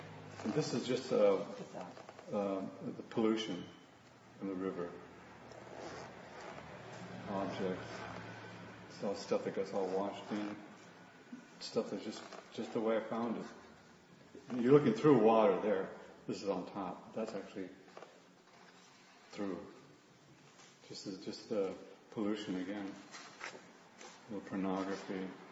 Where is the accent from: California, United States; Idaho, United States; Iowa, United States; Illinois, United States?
California, United States; Los Angeles; born there; because I was born in Aliso Village.